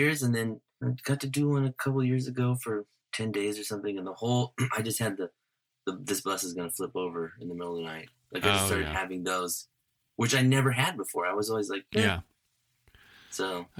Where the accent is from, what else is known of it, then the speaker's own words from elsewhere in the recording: Visalia, California, United States; now in Los Angeles, United States; my hometown of Visalia.